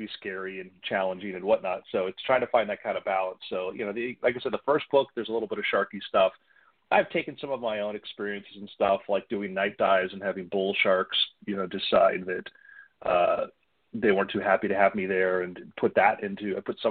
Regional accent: Florida, United States; growing up in Florida, being involved in scuba diving, and we lived on a canal

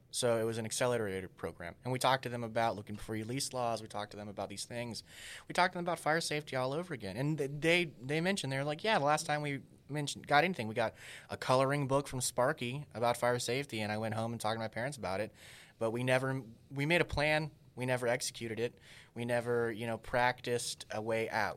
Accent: Texas, United States; in my hometown where we're hoping to speak to the university there

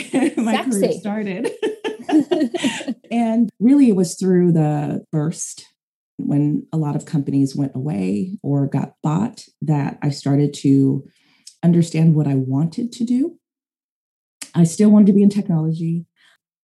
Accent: San Jose, California, United States; I am from San Jose, California. I'm from the Bay Area

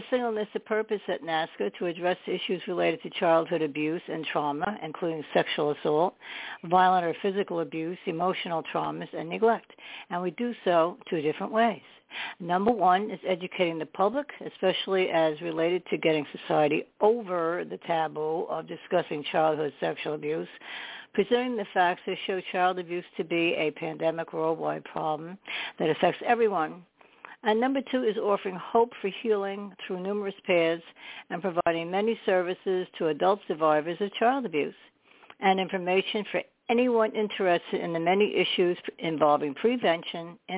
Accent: Staten Island, New York, United States; born there; I was born in Staten

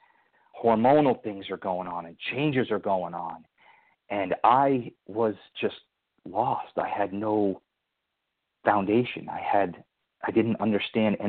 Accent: Somers, New York, United States; also born or lived in Connecticut; I was brought up in Somers, New York

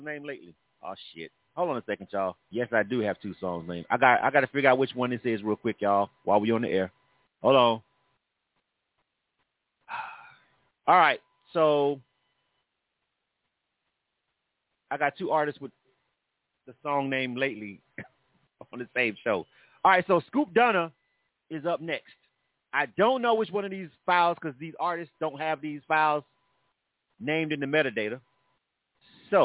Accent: Panama City, Florida, United States; now in Atlanta, United States; my A5O, Panama City people

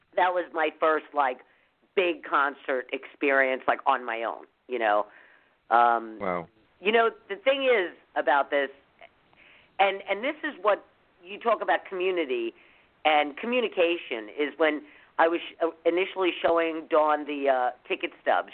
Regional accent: New York, United States; moved away; growing up in New York

